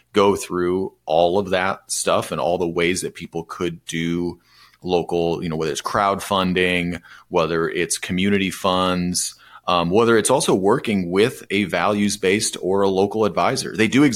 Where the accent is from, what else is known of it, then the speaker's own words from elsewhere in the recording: Michigan, United States; my home state.